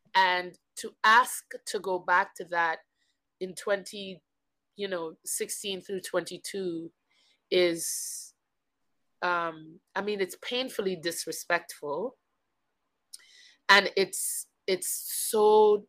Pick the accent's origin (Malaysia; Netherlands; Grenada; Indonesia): Grenada; moved away; also born or lived in Guyana; I was born on South America in the country of Guyana, and then I moved to Grenada when I was very young. So I claim Grenada as home simply because it is where my most fundamental memories live